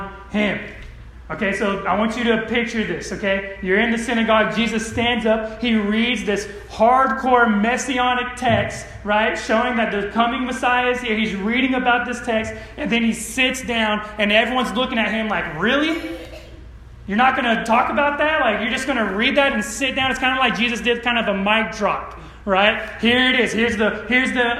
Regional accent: Modesto, California, United States; moved away; I grew up in Modesto, California

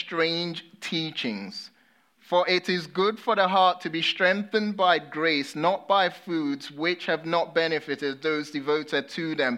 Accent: United Kingdom; accent: British; I'm a Brit

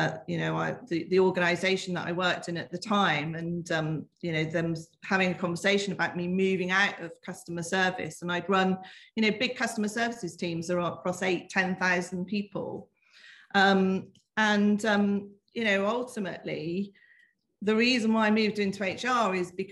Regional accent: the Southwest, South West England, United Kingdom; accent: Southwest lilt; I was born in the Southwest. You might, there might be a bit of a lilt there that you can hear

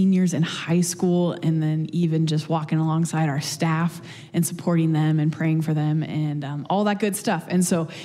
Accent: Los Angeles, California, United States; now in Willamette Valley, Oregon, United States; I grew up in the Los Angeles area, a little beach city.

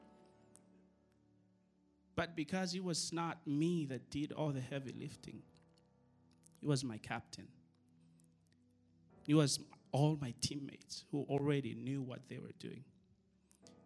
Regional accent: Madagascar; now in United States; I'm from Madagascar

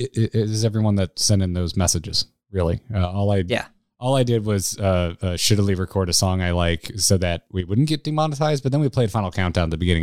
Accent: Florida, United States; I'm from Florida, and it was February in Toronto.

